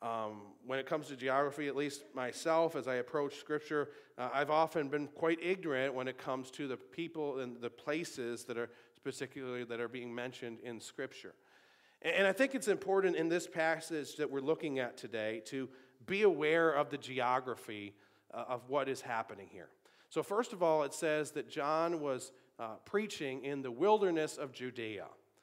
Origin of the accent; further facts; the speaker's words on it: Sanborn, New York, United States; also born or lived in Tonawanda, New York / North Tonawanda, New York; Even within Buffalo, I grew up in Sanborn, and then after I was married, we had a house in the town of Tonawanda, almost to Main Street, and then we lived here in the Parsonage, and now we live in Sanborn again.